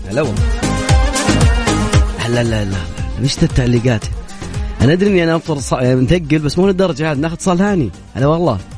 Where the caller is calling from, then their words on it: Ha'il, Ha'il Province, Saudi Arabia; لا من حائل انا من نفس حائل